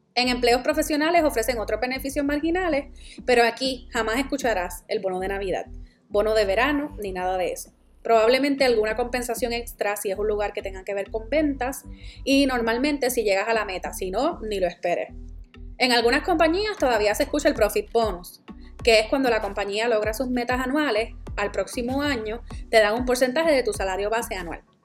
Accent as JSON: {"language": "Spanish", "country": "Puerto Rico", "moved": "as an adult", "said": "Yo soy la boricua fuera de la isla"}